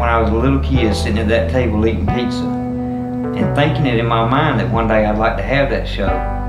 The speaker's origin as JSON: {"language": "English", "town": "Phenix City", "region": "Alabama", "country": "United States", "tie": "born or raised there", "said": "I'm 31 years old. I was born and raised right here in Phenix City, Alabama."}